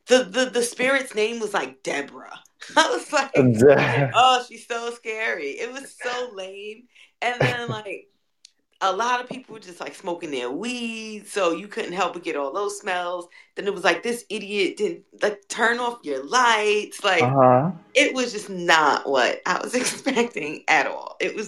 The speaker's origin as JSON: {"language": "English", "town": "New York City", "region": "New York", "country": "United States", "tie": "born or raised there", "said": "I grew up in New York City."}